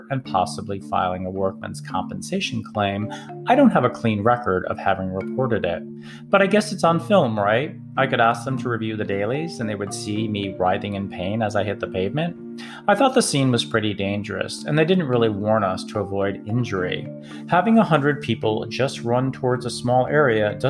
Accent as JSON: {"language": "English", "region": "Massachusetts", "country": "United States", "tie": "born or raised there", "moved": "yes", "lives_now": "Atlanta, United States", "said": "I grew up with these in Massachusetts"}